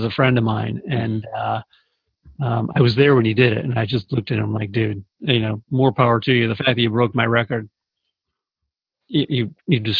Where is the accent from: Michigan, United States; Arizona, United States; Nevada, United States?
Arizona, United States; moved away as an adult; also born or lived in Phoenix; now in Saratoga Springs, United States; I grew up in Arizona, and that's where I consider home.